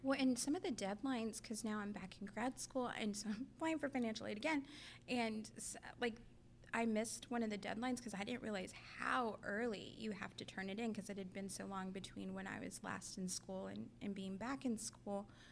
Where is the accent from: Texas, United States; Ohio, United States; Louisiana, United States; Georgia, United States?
Texas, United States; Raymondville; now in Austin, United States; I'm from Raymondville, which is a tiny town in Willacy County, Texas, down south.